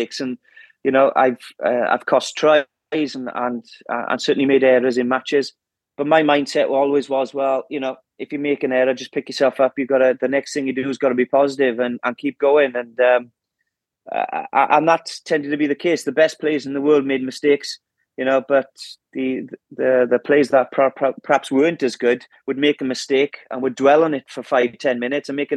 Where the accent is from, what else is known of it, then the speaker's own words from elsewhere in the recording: Wales, United Kingdom; as a Welshman